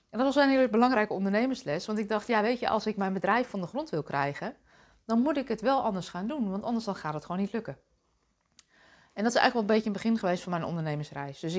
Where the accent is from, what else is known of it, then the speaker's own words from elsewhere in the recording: Deventer, Overijssel, Netherlands; born there; Ik ben zelf geboren in Deventer als oudste dochter van drie meiden